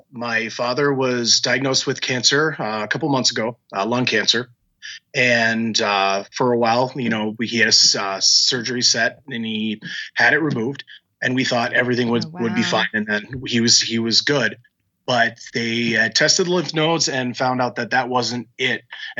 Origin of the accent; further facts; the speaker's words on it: Minnesota, United States; I'm a Twins fan. I'm from Minnesota. Granted, I'm a military brat, so Minnesota's kind of where I ended. But that's where my family was originally from.